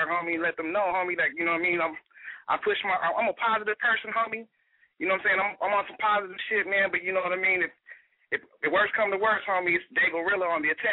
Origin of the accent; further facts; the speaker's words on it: Carolina, United States; I grew up in the East, man. This Carolina area.